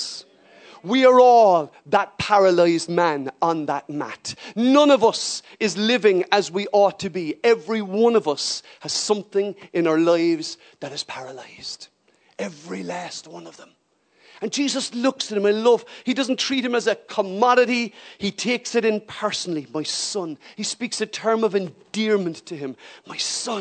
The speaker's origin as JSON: {"language": "English", "country": "Ireland", "said": "as an Irish person"}